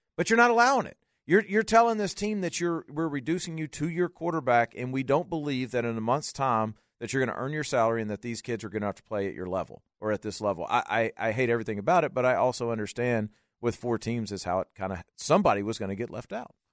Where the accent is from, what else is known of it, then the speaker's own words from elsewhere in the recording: Louisiana, United States; I'm from Louisiana